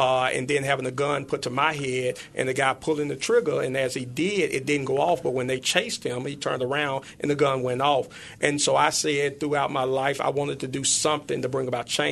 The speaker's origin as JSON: {"language": "English", "town": "Memphis", "region": "Tennessee", "country": "United States", "tie": "born or raised there", "said": "grew up here in Memphis. I grew up in North Memphis in the Dixie Home"}